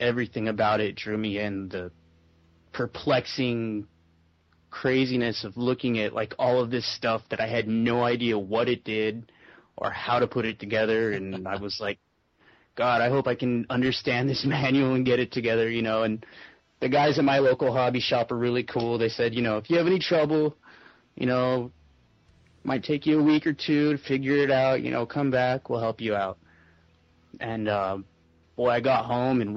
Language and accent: English; Phoenix, Arizona, United States; I was born and raised here in Phoenix, Arizona